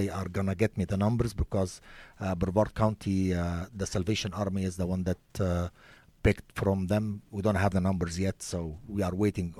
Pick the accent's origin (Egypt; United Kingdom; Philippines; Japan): Egypt; now in United States; Originally, I came from Egypt.